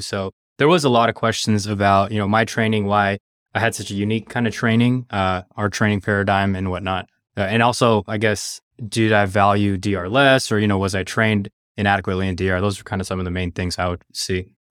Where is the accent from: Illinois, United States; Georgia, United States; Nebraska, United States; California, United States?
California, United States; Los Angeles; also born or lived in New Orleans; I'm a L A native. I grew up here in Southern California